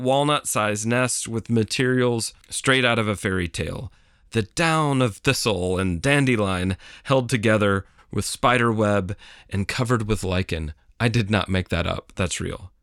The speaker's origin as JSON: {"language": "English", "region": "Tennessee", "country": "United States", "said": "My home state of Tennessee"}